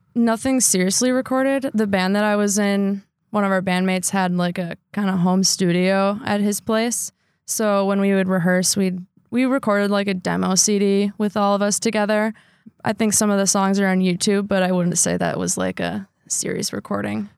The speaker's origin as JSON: {"language": "English", "town": "Sheboygan Falls", "region": "Wisconsin", "country": "United States", "tie": "born or raised there", "said": "I grew up in Sheboygan Falls, Wisconsin"}